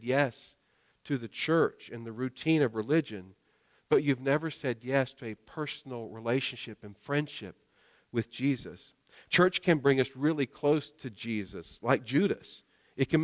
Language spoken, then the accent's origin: English; North Carolina, United States; I grew up in North Carolina